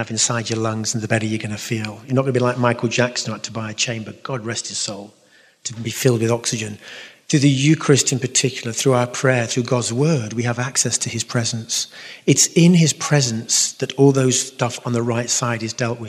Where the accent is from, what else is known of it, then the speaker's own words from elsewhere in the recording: London, United Kingdom; accent: London; It's my London accent